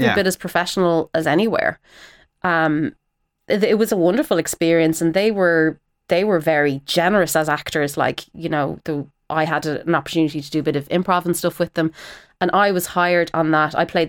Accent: Ireland; So there was an immediate sort of respect as being an Irish person, you know, with our history of storytelling and all of that.

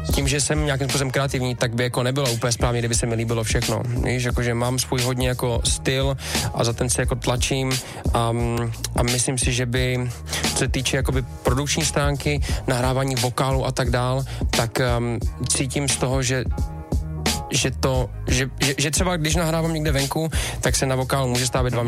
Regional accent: Czechia

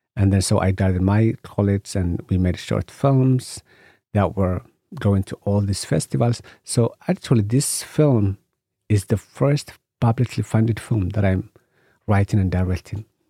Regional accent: Somalia; I come from Somalia, you know, and in Somalia, you know, we are a nation of poets and stories. So I grew up listening to stories

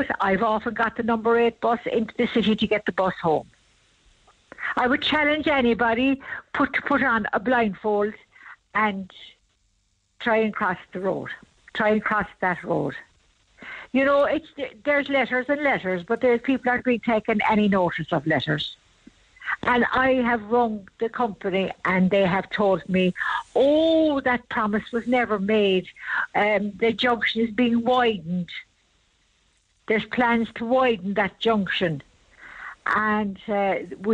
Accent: Bandon, Munster, Ireland; I'm from Bandon

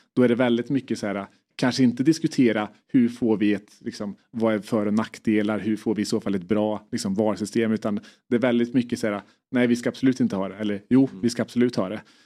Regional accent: Värmland, Sweden; identifierar mig först och främst som värmlänning

